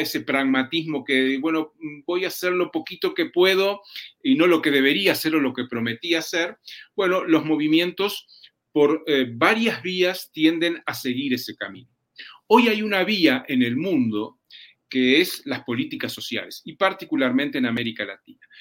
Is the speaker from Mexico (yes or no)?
no; Uruguay; en mi país, en Uruguay